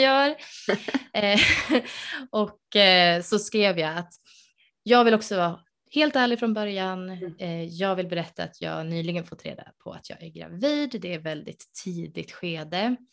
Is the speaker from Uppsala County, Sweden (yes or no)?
yes; Uppsala, Uppsala County, Sweden; moved away; jag är ursprungligen från Uppsala